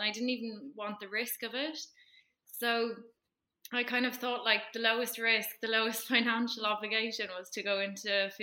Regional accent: East Cork, Munster, Ireland; I'm from East Cork.

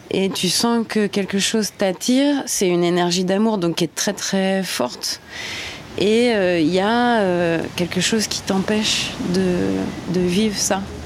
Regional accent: Normandy, France; now in French Polynesia; Je suis normande, j'ai 35

